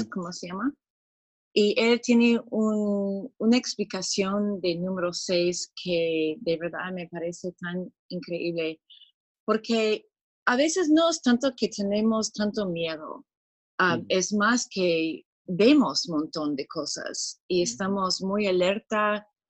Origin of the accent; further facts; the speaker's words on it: San Diego, California, United States; Spanish is a second language; moved away as an adult; now in Lima, Peru; yo también soy de San Diego originalmente pero hemos mudado a Perú 36 años más o menos